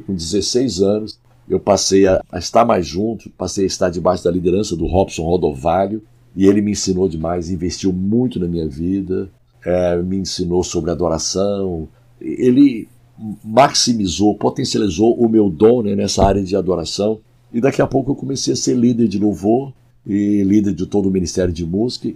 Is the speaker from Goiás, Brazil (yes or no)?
yes; Goiânia, Goiás, Brazil; moved away as an adult; also born or lived in Abadiânia / Trindade / Brasília / São Paulo; now in Rio de Janeiro, Brazil; eu nasci em Abadiânia, com três anos fui para Trindade, com sete anos fui para Goiânia. Ah, em Goiânia eu me converti e me formei na faculdade, me casei